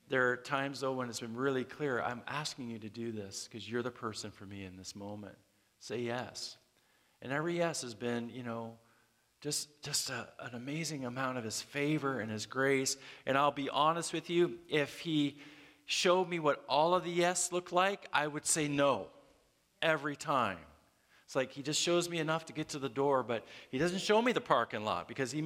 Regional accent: Canada; moved away; I'm from Canada and, man, I had trouble getting my immigration status

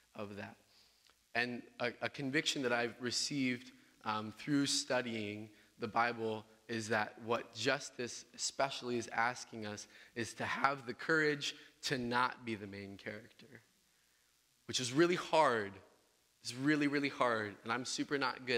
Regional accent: Southern Illinois, United States; moved away as an adult; I'm from Southern Illinois. I'm from a small town called Cartlandville

